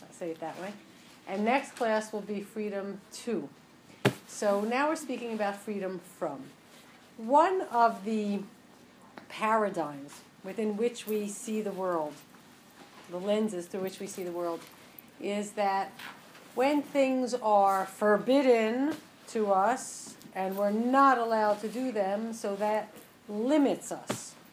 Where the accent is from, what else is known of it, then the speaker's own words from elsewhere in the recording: Westchester, New York, United States; now in New York, United States; I'm from Westchester, New York, now living on the Upper East Side.